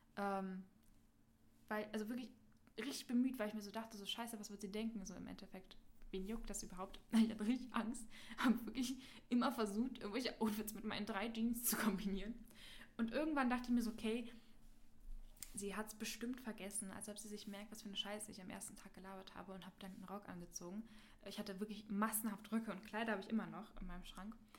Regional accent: Berlin, Germany; in der siebten Klasse wechselt man ja mal die Schule. In Berlin.

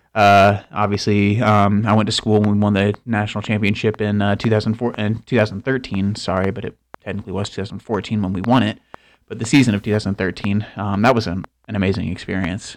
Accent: Tallahassee, Florida, United States; I was born in Tallahassee as well

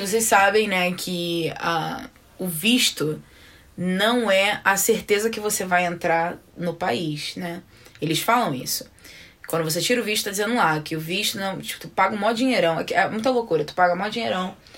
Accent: Belford Roxo, Rio de Janeiro, Brazil; now in United States; a gente é de Belfort, nós somos de Belfor Roxo

